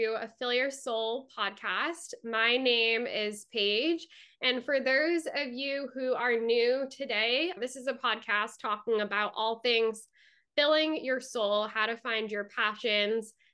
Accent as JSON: {"language": "English", "region": "Massachusetts", "country": "United States", "moved": "yes", "said": "I'm from Massachusetts"}